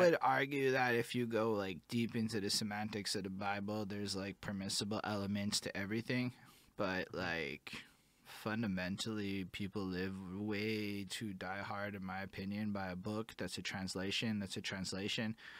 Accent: Montreal, Quebec, Canada; I'm from Montreal

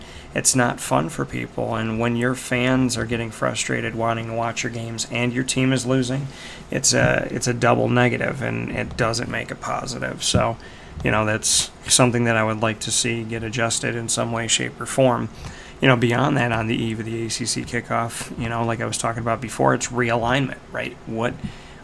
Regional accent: Syracuse, New York, United States; it being my hometown

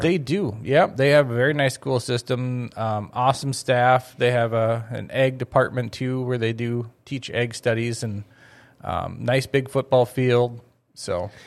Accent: Crookston, Minnesota, United States; moved away as an adult; I was growing up in Crookston

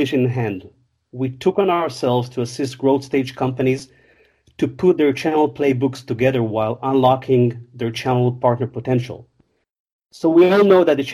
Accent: Israel; I was born and raised in Israel, not far from Tel Aviv

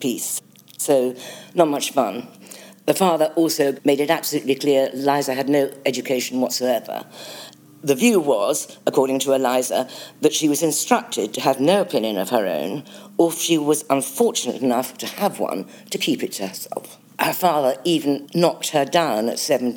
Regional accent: Cartmel, North West England, United Kingdom; I was born in Cartmore Vicarage

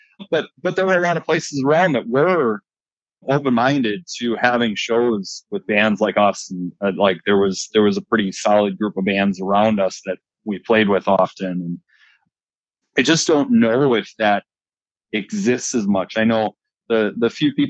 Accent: Fox Valley, Wisconsin, United States; I'm from the Fox Valley.

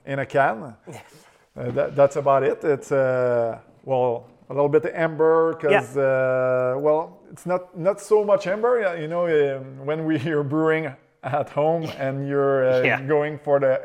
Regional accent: Berthierville, Quebec, Canada; my hometown, Berthierville

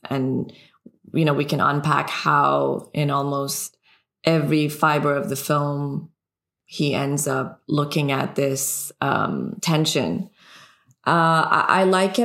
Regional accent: Iran; English is a second language; moved away; also born or lived in Canada; a woman growing up in Iran

